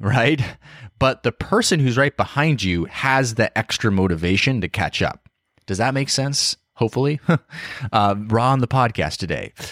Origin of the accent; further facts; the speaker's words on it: Idaho, United States; moved away as an adult; also born or lived in Seattle; I grew up in Idaho, like kind of a, you know, a smaller town